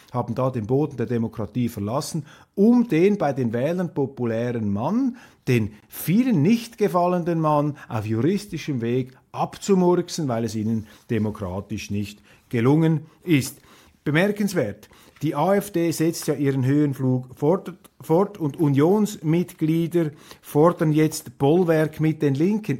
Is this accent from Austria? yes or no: no; Switzerland; als Schweizer